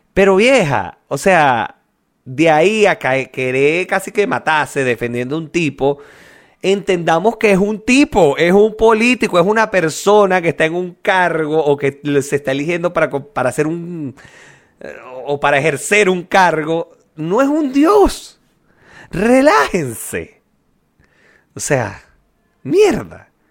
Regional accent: Venezuela

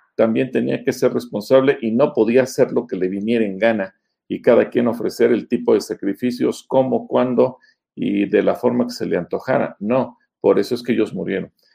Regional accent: Mexico; los mexicanos, nuestro símbolo patrio, nuestro símbolo nacional es el águila

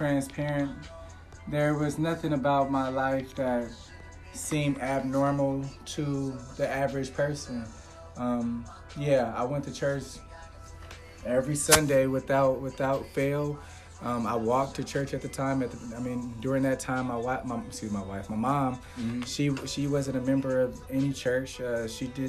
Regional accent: Compton, California, United States; moved away; I hail from Compton, California

